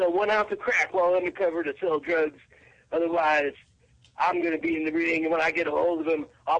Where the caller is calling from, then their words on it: Tampa, Florida, United States; Tampa. It doesn't matter.